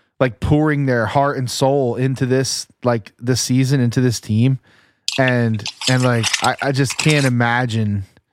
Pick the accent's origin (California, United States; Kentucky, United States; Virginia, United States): Kentucky, United States; I'm from Kentucky.